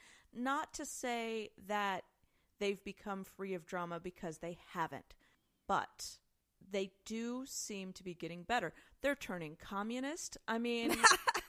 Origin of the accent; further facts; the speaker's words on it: Midwest, United States; I grew up in the Midwest